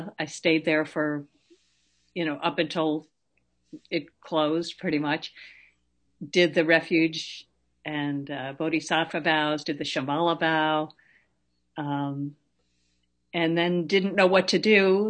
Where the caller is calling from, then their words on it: Ridgefield, Connecticut, United States; also born or lived in New York; I'm calling from Ridgefield, Connecticut.